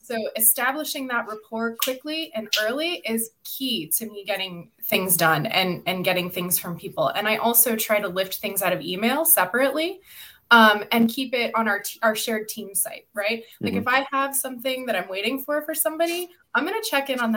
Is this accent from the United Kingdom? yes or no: no; Midwest, United States; I was raised in the Midwest